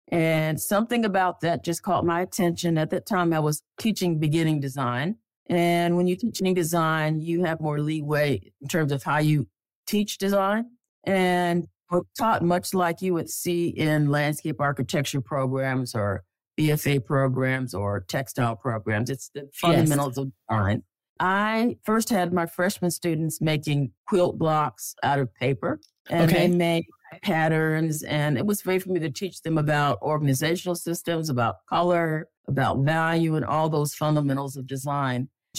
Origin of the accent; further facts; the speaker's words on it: Connecticut, United States; also born or lived in North Alabama; I was born in North Alabama. My dad was a chemist, and he worked for a company that moved us around, and we kind of settled up north in Connecticut.